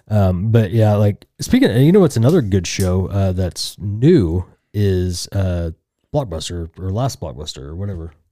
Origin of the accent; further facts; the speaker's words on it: Tulsa, Oklahoma, United States; I'm some schmuck from Tulsa